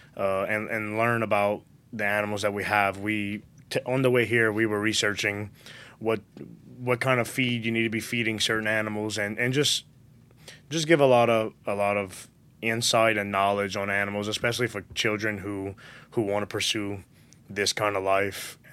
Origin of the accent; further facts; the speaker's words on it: Galliano / Golden Meadow, Louisiana, United States; till I was eight, I was in the Galliano Golden